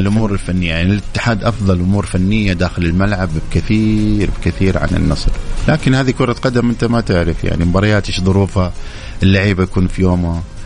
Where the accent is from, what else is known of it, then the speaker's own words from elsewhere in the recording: Saudi Arabia; عندنا في السعودية